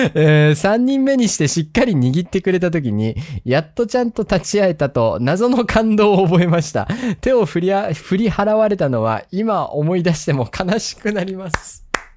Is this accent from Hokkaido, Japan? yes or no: yes; Sapporo, Hokkaido, Japan; 札幌市なんですけど、北海道の札幌市